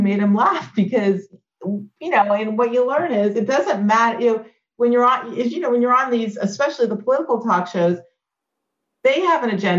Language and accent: English; Clemson, South Carolina, United States; I'm a kid growing up in Clemson, South